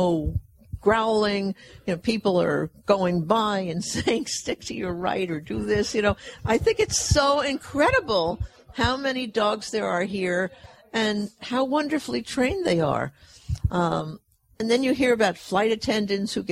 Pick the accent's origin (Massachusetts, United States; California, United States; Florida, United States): California, United States; Fresno; my hometown of Fresno